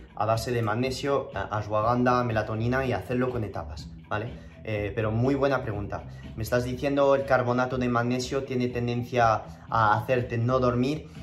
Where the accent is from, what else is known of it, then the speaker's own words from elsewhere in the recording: Toulouse, Occitania, France; accent: French; moved away as an adult; also born or lived in Madrid; now in San Francisco, United States; yo nací en Toulouse, en el sur de Francia, y pasé 19 años ahí en mi vida y, me vine a Madrid eh, en el 2011 mm, eh, y hablo español con el acento francés